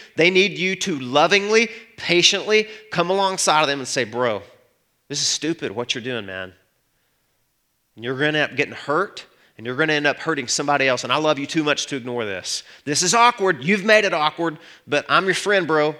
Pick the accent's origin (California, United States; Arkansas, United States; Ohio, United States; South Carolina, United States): Arkansas, United States; I'm from Arkansas